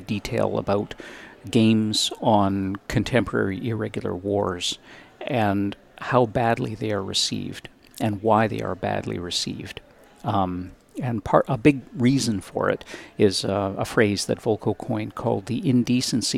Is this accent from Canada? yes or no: yes; Victoria, British Columbia, Canada; the University of Victoria, which is my hometown